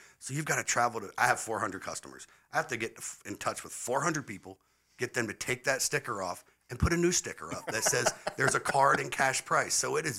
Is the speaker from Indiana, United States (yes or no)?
no; Irmo, South Carolina, United States; moved away as an adult; also born or lived in Florida / New Jersey; I was born and raised in Irmo, South Carolina. Graduated first year out of Dutch Fork High School in 1993.